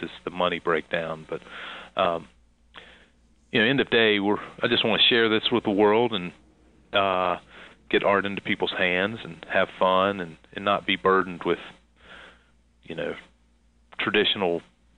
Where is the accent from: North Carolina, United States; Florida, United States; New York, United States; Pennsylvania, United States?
North Carolina, United States; Concord; I'm from the South, and under the shadow of Charlotte, North Carolina